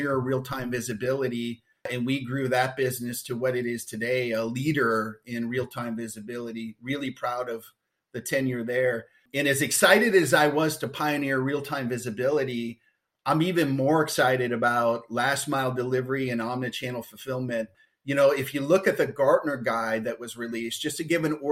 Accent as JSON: {"language": "English", "town": "Detroit", "region": "Michigan", "country": "United States", "tie": "born or raised there", "said": "born and raised in the Detroit area"}